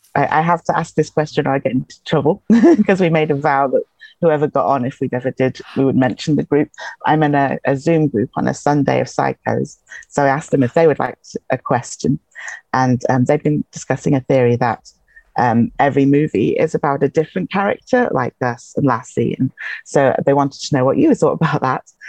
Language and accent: English; England, United Kingdom; accent: English; now in Highlands, Scotland; born in England, so it's an English accent